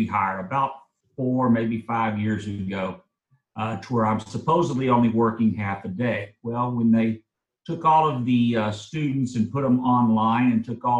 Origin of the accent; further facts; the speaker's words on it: Pasadena, Texas, United States; I grew up in Pasadena